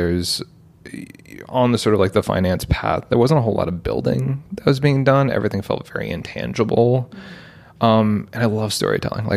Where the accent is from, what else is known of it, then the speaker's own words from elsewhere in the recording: United States; also born or lived in London, United Kingdom / New York / Portland, Oregon; we moved to the US when I was three, lived in both upstate New York and Portland, Oregon.